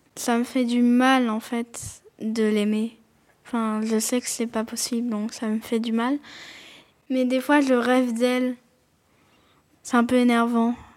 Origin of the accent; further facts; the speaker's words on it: Montpellier, Occitania, France; j'ai 10 ans, je suis née à Montpellier